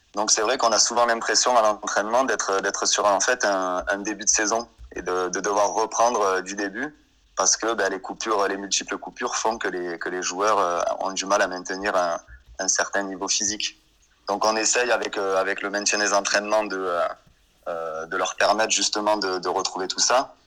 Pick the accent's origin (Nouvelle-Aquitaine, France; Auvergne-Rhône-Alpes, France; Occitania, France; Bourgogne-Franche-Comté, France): Occitania, France; Anduze; moved away as an adult; also born or lived in Montpellier; je suis originaire du Gard au départ